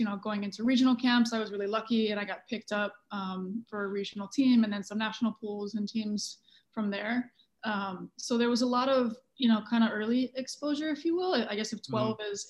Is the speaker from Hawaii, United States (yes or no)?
yes; Hawaii, United States; I grew up in Hawaii